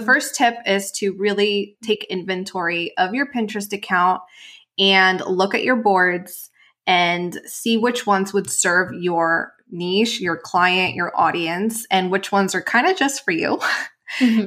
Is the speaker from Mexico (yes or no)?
yes; Mexico; moved away as an adult; also born or lived in Los Angeles; actually born and raised in Mexico.